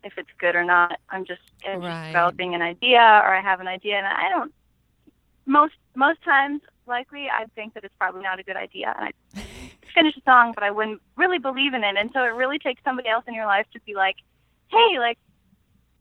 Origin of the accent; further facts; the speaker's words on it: Flint, Michigan, United States; moved away as an adult; now in New Orleans, United States; growing up in Flint, Michigan